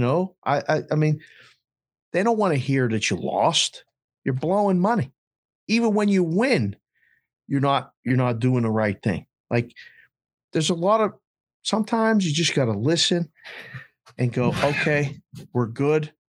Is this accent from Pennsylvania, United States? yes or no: yes; Pittsburgh, Pennsylvania, United States; moved away as an adult; also born or lived in Curacao / Phoenix; I'm a kid from Pittsburgh